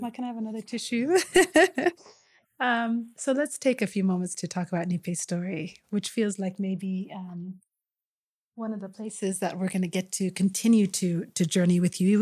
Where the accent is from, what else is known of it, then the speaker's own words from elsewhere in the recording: Kenya; all of us who shared the space of being Kenyan